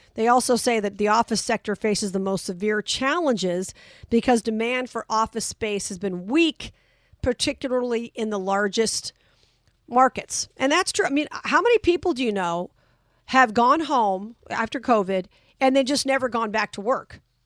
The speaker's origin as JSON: {"language": "English", "town": "Las Vegas", "region": "Nevada", "country": "United States", "tie": "born or raised there", "said": "my hometown of Vegas"}